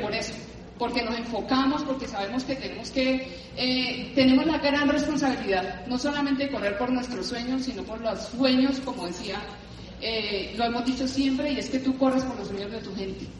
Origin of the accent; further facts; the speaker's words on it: Cali, Valle del Cauca, Colombia; moved away as an adult; now in Bogotá, Colombia; yo vengo de Cali, toda la vida en Cali